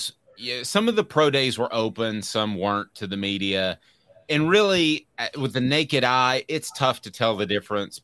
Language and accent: English; Knoxville, Tennessee, United States; when I was growing up in Knoxville